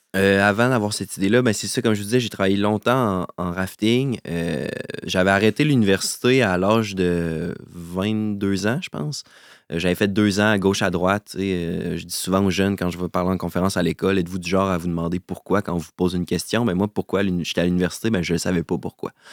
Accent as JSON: {"language": "French", "region": "Quebec", "country": "Canada", "tie": "born or raised there", "said": "Je suis originaire euh, de Québec."}